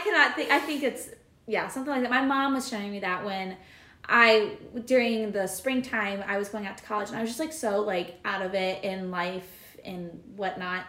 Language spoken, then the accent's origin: English; Cedar Rapids, Iowa, United States; I'm from Cedar Rapids, Iowa, which is in eastern Iowa, and I am cent- currently in central Iowa